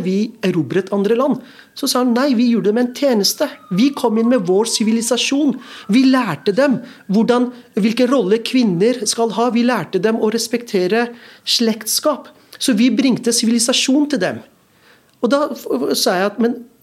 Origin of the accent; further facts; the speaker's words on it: Norway; also born or lived in Pakistan; å vokse opp i to virkeligheter. En, det norske